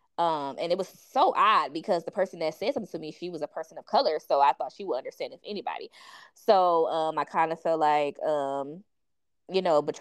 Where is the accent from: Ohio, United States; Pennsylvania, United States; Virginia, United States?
Ohio, United States; East Cleveland; I grew up in East Cleveland, so it was majority African Americans.